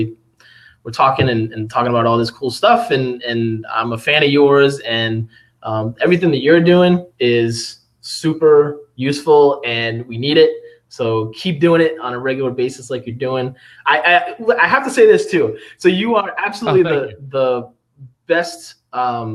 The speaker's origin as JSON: {"language": "English", "town": "Providence", "region": "Rhode Island", "country": "United States", "moved": "yes", "lives_now": "Phoenix, United States", "said": "I'm from the East Coast. I'm from Providence originally"}